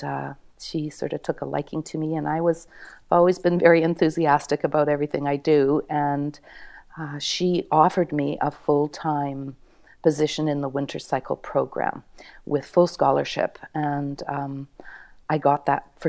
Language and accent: English; Thunder Bay, Ontario, Canada; I'm from Thunder Bay, Ontario